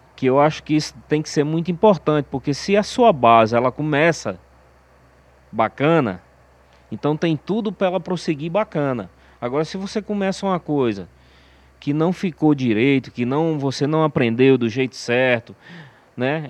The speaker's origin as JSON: {"language": "Portuguese", "town": "Aracati", "region": "Ceará", "country": "Brazil", "said": "Na época a gente era do interior de Aracati"}